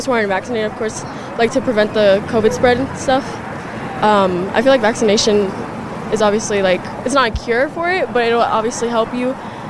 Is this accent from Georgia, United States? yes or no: yes; Atlanta, Georgia, United States; Atlanta, Georgia